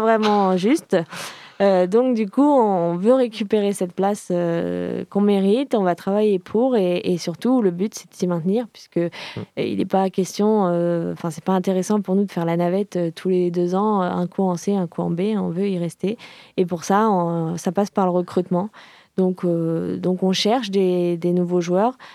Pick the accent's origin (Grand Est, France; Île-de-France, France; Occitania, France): Île-de-France, France; Paris; now in Nantes, France; je suis parisienne d'origine